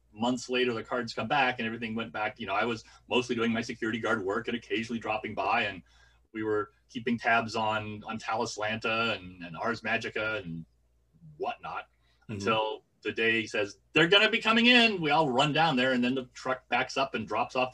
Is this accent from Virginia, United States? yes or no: no; Walla Walla, Washington, United States; born or raised there; moved away